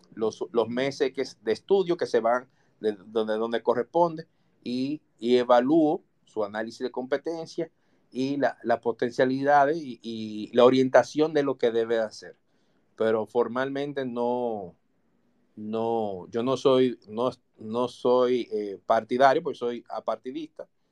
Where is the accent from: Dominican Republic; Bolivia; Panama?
Dominican Republic; nosotros somos ciudadanos, somos dominicanos